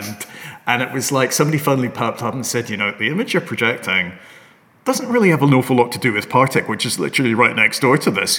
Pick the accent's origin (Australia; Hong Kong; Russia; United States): Hong Kong; moved away; I come from Hong Kong originally